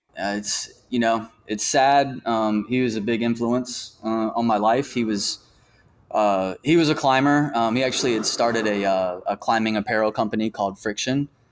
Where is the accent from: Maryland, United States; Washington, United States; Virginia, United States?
Virginia, United States; Norfolk; moved away as an adult; also born or lived in North Carolina / Gainesville, Florida; now in Memphis, United States; I was born, I was born in North Carolina, but grew up in, in Norfolk, Virginia